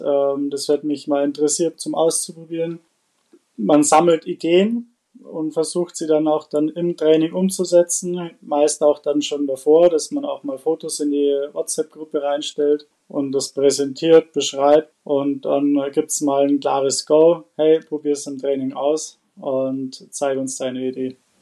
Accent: Bad Reichenhall, Bavaria, Germany; komme aus äh, Bad Reichenhall

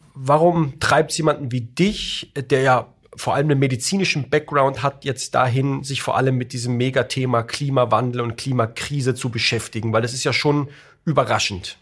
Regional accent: Heidelberg, Baden-Württemberg, Germany; in Heidelberg, in meiner Heimatstadt

